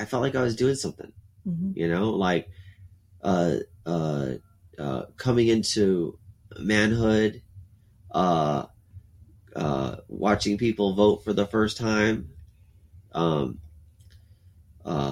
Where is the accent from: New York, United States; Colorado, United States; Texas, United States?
Texas, United States; Alice; born or raised there; also born or lived in Corpus Christi, Texas